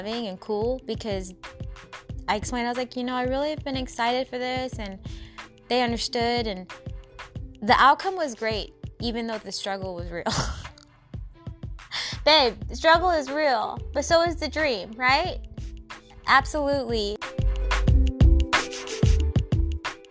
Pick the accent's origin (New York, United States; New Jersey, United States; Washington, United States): Washington, United States; Seattle; my hometown. Everybody in the 206